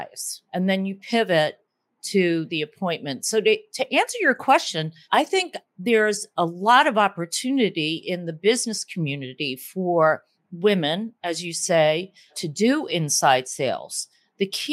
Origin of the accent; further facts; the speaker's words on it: Northeast, United States; accent: Northeast; Other people speak more like me, like the Northeast